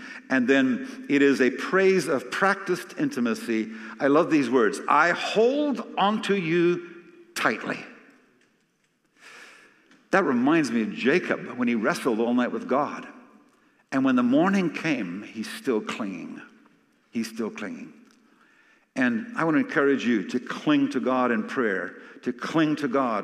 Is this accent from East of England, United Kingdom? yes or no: no; Scotland, United Kingdom; I'm Scottish